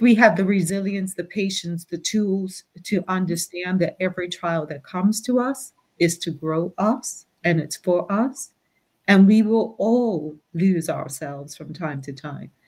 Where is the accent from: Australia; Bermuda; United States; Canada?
Bermuda; Growing up in Bermuda